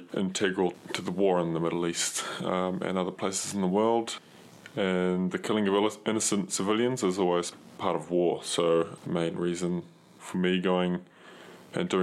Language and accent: English; New Zealand; now in Brisbane, Australia; I've been living in Brisbane, although I'm from New Zealand, so as a New Zealander